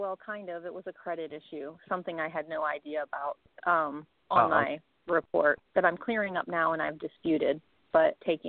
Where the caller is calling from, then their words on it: Austin, Texas, United States; It's … in Austin.